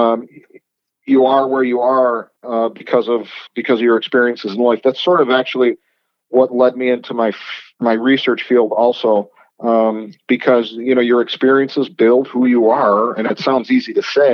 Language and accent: English; Rochester, New York, United States; moved away as an adult; also born or lived in Las Vegas; I'm originally from Rochester, so was my wife. So we moved back to Rochester to start a family